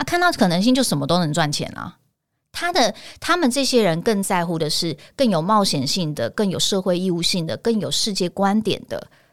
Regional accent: Taipei, Taiwan; 我在台湾长，长大，我，我念天龙国的国小跟国中

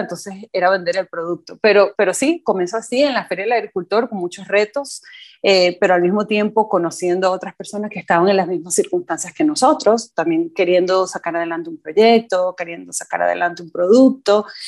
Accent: Venezuela; moved away as an adult; now in Costa Rica; soy nacida en Venezuela, eh, pero tengo ya casi 10 años en Costa Rica

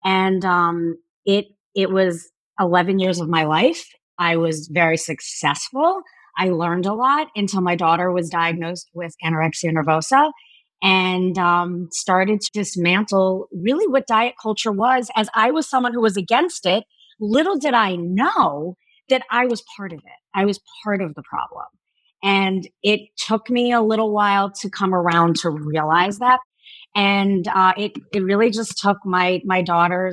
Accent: Miami, Florida, United States; I went to school after growing up in Miami, Florida

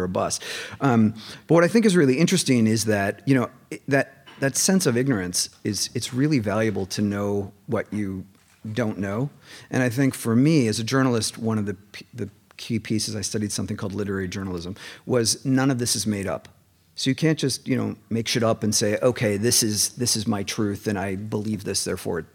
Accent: Minneapolis, Minnesota, United States; moved away as an adult; now in Seattle, United States; I'm from Minneapolis

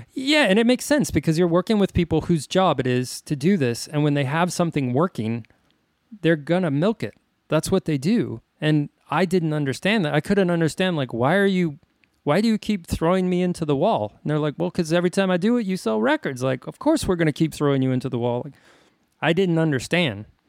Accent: El Paso, Texas, United States; I'm a kid from El Paso

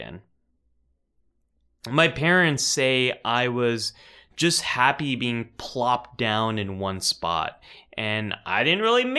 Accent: California, United States; I'm from California

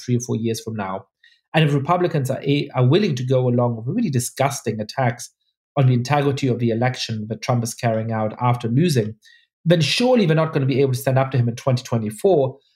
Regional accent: Germany; moved away; I, I grew up Jewish in Germany

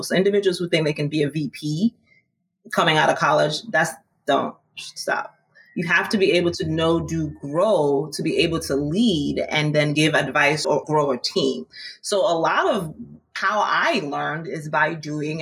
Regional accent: Maryland, United States; now in New York, United States; I'm originally from Maryland, but I came to New York

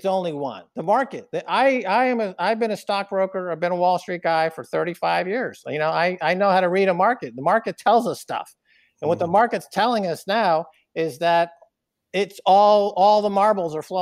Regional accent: New York, United States; a privileged white guy from New York

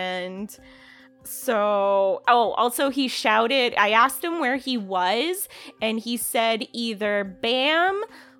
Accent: Illinois, United States; there was like some weird instance that happened in a town actually kind of close to where I grew up in Illinois.

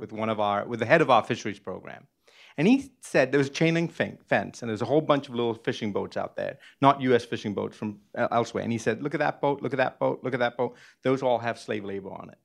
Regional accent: Sri Lanka; moved away; I was born in Sri Lanka, I literally grew up on the sea

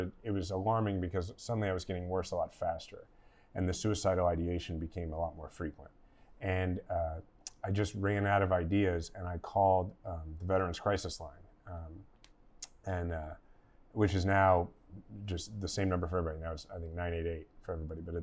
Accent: Kansas City, Missouri, United States; I was gonna run for mayor of my hometown, Kansas City

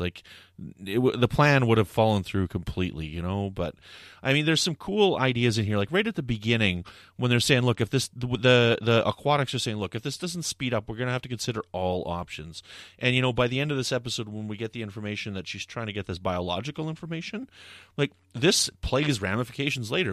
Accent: Canada; I'm from Canada

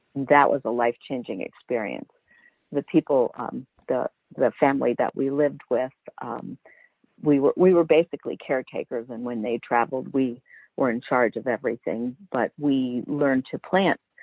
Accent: Baltimore, Maryland, United States; also born or lived in Italy / California; I lived I grew up in Baltimore City

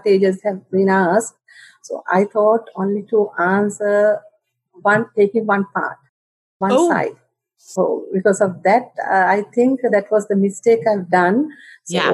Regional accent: Sri Lanka; English is a second language; I'm from Sri Lanka

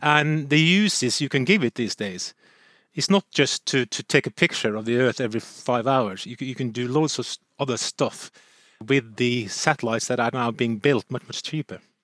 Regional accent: Norway; I'm from Nor-, Norway

